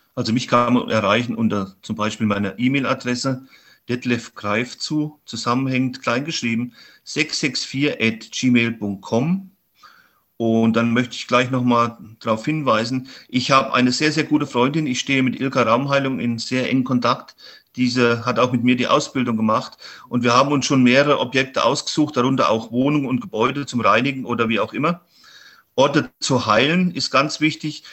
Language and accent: German; Hermannsfeld, Thuringia, Germany; mein Heimatort in Hermannsfeld, das ist so ein kleiner Ort, wo ich herkomme